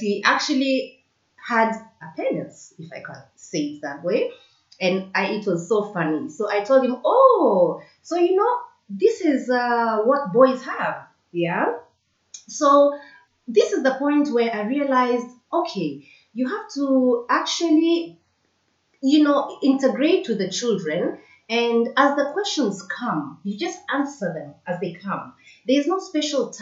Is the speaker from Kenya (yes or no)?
yes; Kenya; moved away; I grew up in Kenya